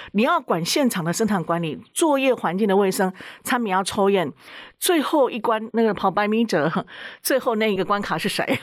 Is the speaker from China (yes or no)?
no; Taiwan; also born or lived in United States; 我们台湾是习惯烤地瓜